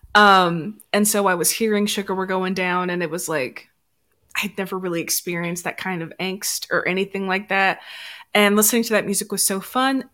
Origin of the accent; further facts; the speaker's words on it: Memphis, Tennessee, United States; I am from Memphis